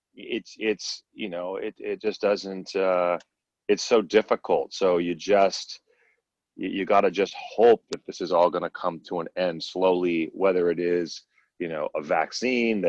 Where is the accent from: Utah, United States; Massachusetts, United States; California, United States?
California, United States; Berkeley; I'm originally from Berkeley, California. I'm actually like fifth generation Bay Area